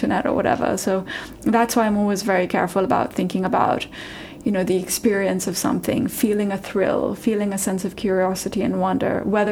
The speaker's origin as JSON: {"language": "English", "country": "Pakistan", "also_born_or_lived": "New York, United States / San Francisco, United States", "moved": "yes", "said": "I'm from Pakistan"}